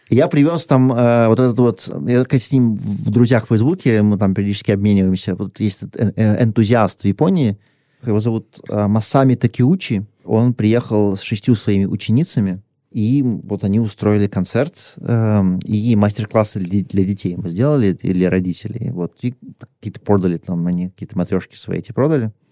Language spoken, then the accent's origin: Russian; Russia; moved away as an adult; also born or lived in Hong Kong / China; Я вернулся в Россию уже